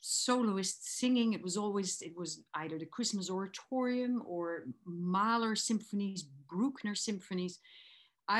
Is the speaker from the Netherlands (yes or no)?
yes; Geldrop, North Brabant, Netherlands; moved away as an adult; also born or lived in Amsterdam, Netherlands; now in Victoria, Canada; I'm actually from the Netherlands. I was born in Geldrop and lived for 18 years in Amsterdam